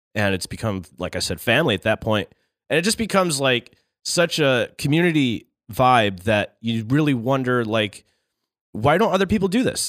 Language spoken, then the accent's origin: English; Syracuse, New York, United States; also born or lived in Ithaca; I was born and raised in Syracuse